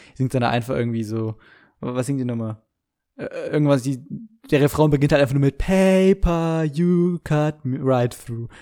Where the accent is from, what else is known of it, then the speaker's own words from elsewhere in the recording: Germany; bei uns in Deutschland